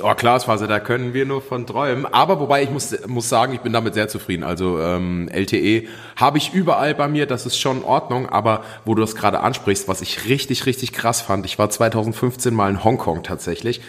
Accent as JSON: {"language": "German", "area": "near Wetzlar", "region": "Hesse", "country": "Germany", "said": "ich komme aus der Nähe von Wetzlar. Das wiederum ist in der Nähe von Gießen."}